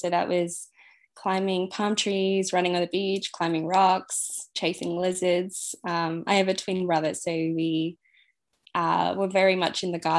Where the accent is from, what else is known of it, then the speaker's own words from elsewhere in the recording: Singapore; born there; I was actually born in Singapore, and I moved around a lot.